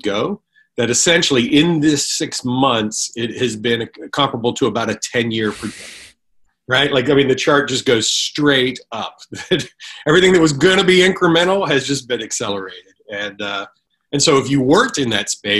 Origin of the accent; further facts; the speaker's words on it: East Coast, United States; now in California, United States; I'm originally from the East Coast, but came to California